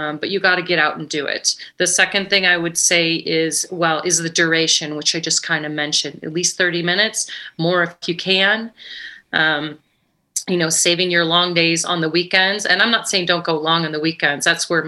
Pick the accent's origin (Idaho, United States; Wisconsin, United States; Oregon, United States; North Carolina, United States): Idaho, United States; Ketchum; …'s Private Idaho is my gravel event in my hometown of Ketchum, Sun Valley, Idaho.